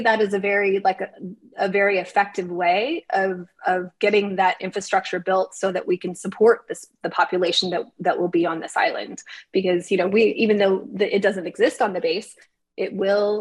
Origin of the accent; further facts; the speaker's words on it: Arizona, United States; moved away; I grew up in Arizona, lots of space.